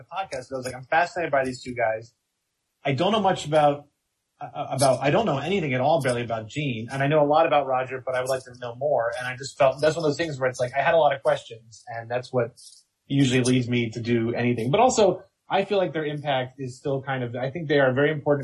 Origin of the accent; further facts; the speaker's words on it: outside of Philadelphia, Pennsylvania, United States; I grew up outside of Philadelphia